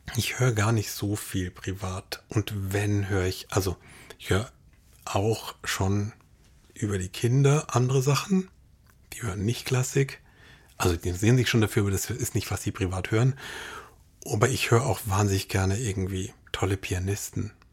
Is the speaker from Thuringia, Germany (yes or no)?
no; Munich, Bavaria, Germany; moved away; also born or lived in Darmstadt; ich bin in München aufgewachsen